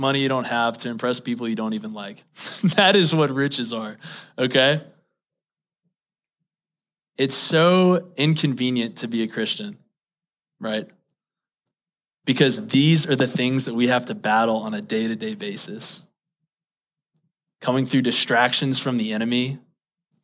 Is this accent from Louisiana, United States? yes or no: yes; Baton Rouge, Louisiana, United States; moved away; I grew up in Baton Rouge, Louisiana